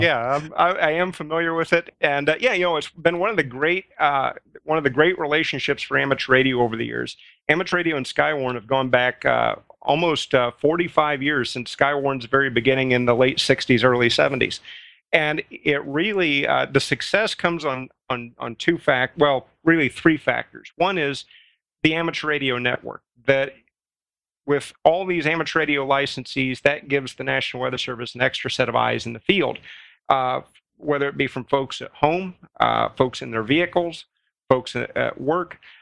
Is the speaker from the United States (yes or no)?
yes; Midwest, United States; I grew up in the Midwest, uh, at the tail end of Tornado, uh, of Tornado Alley.